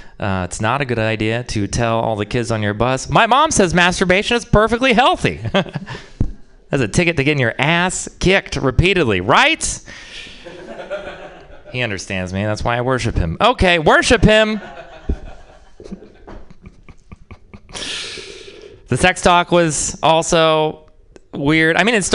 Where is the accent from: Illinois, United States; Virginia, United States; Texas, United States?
Texas, United States; I'm from Texas